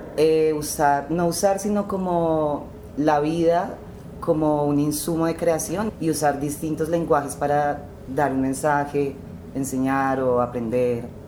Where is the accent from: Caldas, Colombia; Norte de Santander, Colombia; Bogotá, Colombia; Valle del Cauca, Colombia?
Valle del Cauca, Colombia; Cali; moved away; also born or lived in Bogotá / Tuluá; nací en el Valle del Cauca en 1995